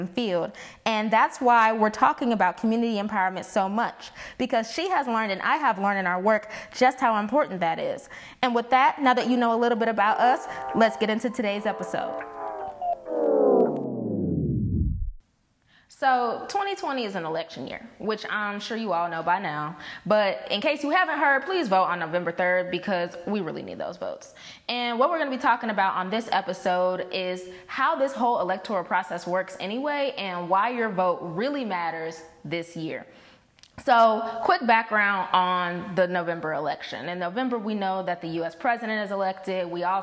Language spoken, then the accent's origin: English; St. Louis, Missouri, United States; we are two young black women born and raised in St. Louis